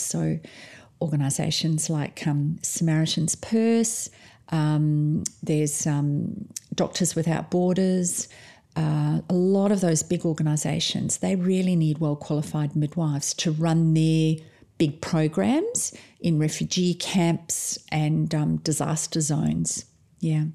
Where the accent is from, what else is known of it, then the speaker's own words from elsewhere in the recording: South Africa; now in Perth, Australia; I'm actually originally from South Africa